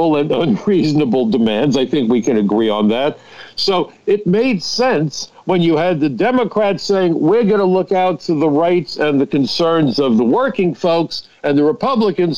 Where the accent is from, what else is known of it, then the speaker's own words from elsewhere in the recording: New York City, New York, United States; I come from Brooklyn. I'm still in Brooklyn.